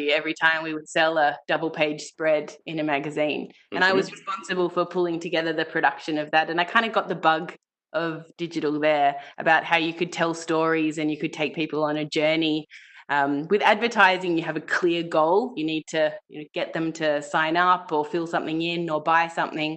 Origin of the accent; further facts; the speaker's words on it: Melbourne, Victoria, Australia; moved away as an adult; also born or lived in Hong Kong / Germany; now in Berlin, Germany; I'm an Australian native, born and bred in Melbourne